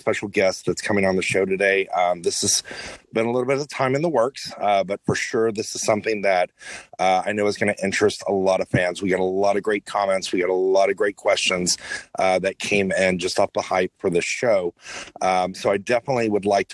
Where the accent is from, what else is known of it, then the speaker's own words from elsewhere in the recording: Houston, Texas, United States; I grew up in Houston